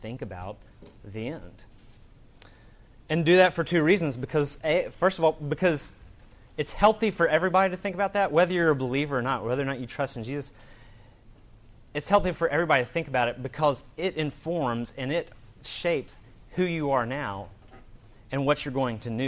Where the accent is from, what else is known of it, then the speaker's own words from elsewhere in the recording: Alabama, United States; I'm from Alabama